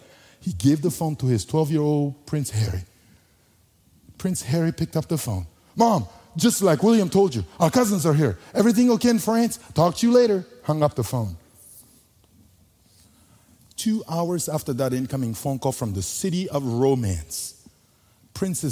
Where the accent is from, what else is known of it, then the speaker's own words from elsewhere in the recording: Bangassou, Mbomou, Central African Republic; first language Sango; English is a second language; moved away; I was born in the Central African Republic